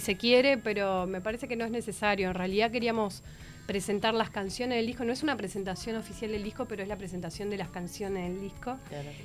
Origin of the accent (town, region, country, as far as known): Uruguay; born or raised there; also born or lived in Paris, France